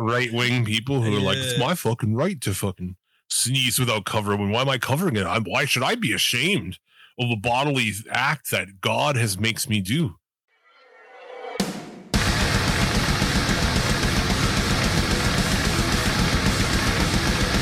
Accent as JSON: {"language": "English", "country": "United States", "said": "As an American"}